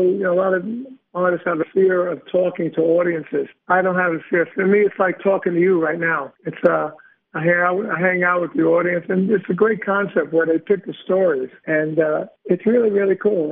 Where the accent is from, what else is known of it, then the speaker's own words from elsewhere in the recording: New York City, New York, United States; I'm from Brooklyn